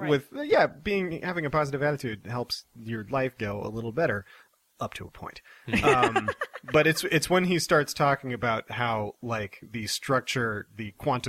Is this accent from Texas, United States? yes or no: no; Iowa City, Iowa, United States; Iowa City, Iowa.